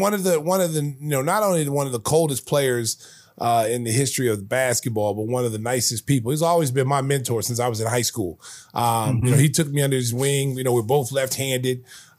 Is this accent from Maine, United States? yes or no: no; Oklahoma, United States; when they found out I was from Oklahoma